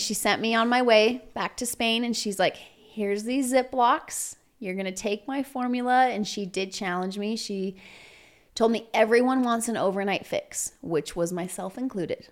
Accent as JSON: {"language": "English", "town": "Provo", "region": "Utah", "country": "United States", "tie": "born or raised there", "also_born_or_lived": "Walnut Creek, California / Salt Lake City, Utah", "said": "I spent most of my childhood in Provo. I went to school and all my upbringing was in Provo."}